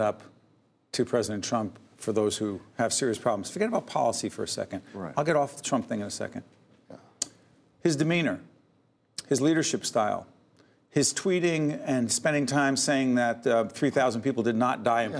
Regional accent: Montclair, New Jersey, United States; my hometown of Montclair

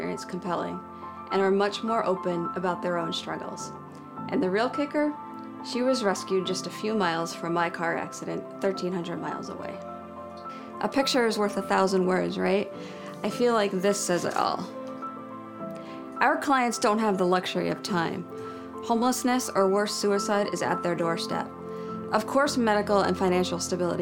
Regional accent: New Jersey, United States; child growing up in New Jersey

